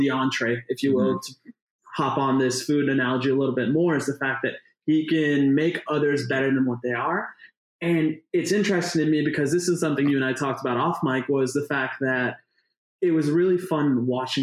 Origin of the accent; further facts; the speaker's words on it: India; As an Indian